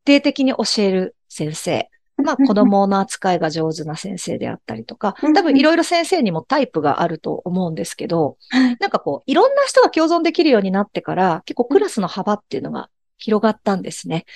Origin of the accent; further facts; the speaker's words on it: Shimada, Shizuoka, Japan; この地元の静岡島田